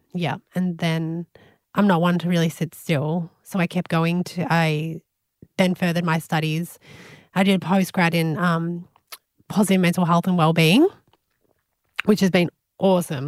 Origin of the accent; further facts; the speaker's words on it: Melbourne, Victoria, Australia; now in Gold Coast, Australia; I grew up in Melbourne and I moved up to the Gold Coast.